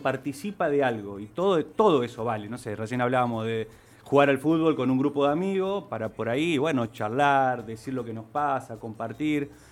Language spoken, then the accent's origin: Spanish; Ciudadela, Santa Fe, Argentina; Yo nací en Ciudadela, te diría, precisamente en barrio Esneida, Ajá. Ahí crecí hasta los 13 años